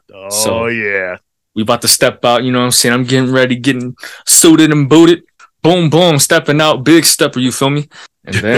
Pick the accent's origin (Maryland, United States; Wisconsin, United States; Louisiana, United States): Wisconsin, United States; Milwaukee; I'm from Milwaukee.